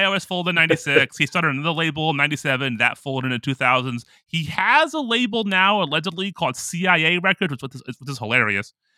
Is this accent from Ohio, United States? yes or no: yes; Ohio, United States; I'm from Ohio